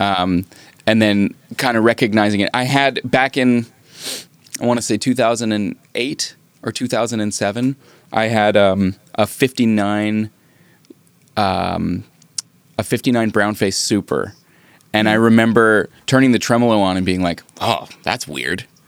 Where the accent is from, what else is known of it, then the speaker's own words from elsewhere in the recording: Canada; I'm Canadian